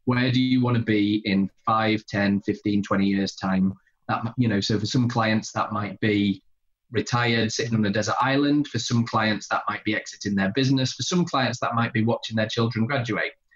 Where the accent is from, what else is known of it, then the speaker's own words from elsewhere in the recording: Pontefract, Yorkshire and the Humber, United Kingdom; moved away as an adult; now in North East England, United Kingdom; I grew up in uh, in Pontefract in West Yorkshire